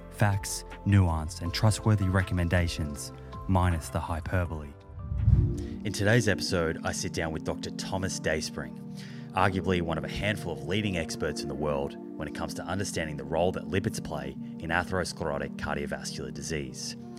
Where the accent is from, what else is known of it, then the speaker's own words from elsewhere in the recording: Melbourne, Victoria, Australia; I grew up in Melbourne, in, in Australia